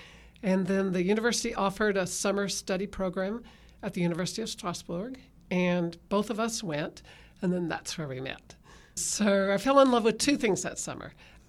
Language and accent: English; Texas, United States; Okay, I'm a Texan, and we moved a lot, but nothing like what you've done, and moved around a number of places before with my family